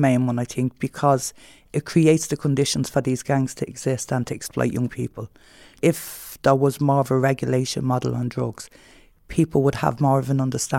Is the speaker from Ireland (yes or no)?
yes; Dublin, Leinster, Ireland; I grew up in the North Inner City, so I was always around, as you know, the issues within the North Inner City